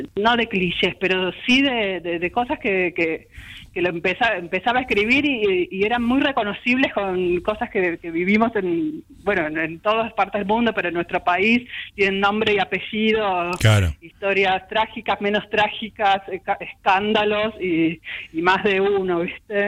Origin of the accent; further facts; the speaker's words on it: Buenos Aires, Argentina; yo soy más porteña que nada, ¿viste? nena de balcón, así de toda la vida, nacida en el bosque, ahí en Malavia y Güemes, y chica de departamento